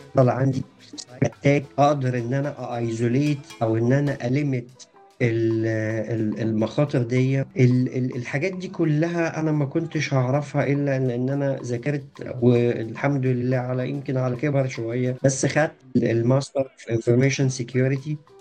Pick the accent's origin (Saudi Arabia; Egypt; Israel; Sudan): Egypt; عندنا في مصر